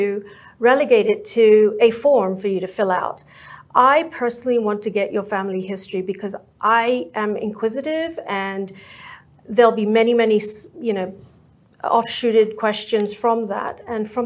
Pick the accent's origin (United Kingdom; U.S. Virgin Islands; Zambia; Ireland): United Kingdom; England; now in Dallas-Fort Worth, United States; I was born and raised in England